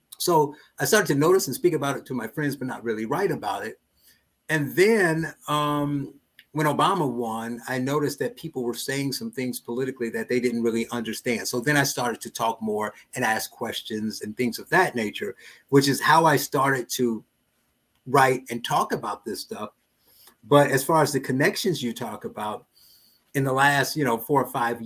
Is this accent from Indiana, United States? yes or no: yes; Gary, Indiana, United States; I was born and raised in Gary, Indiana